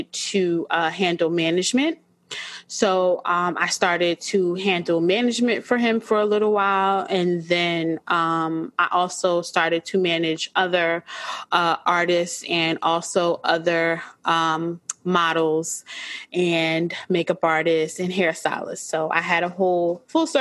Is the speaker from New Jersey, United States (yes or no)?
yes; Orange, New Jersey, United States; I grew up in Orange, New Jersey